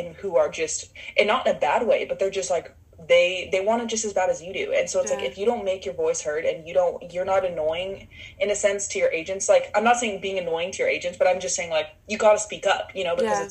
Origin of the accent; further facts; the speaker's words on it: Utah, United States; moved away; also born or lived in Los Angeles / Miami / New York City; I grew up in Utah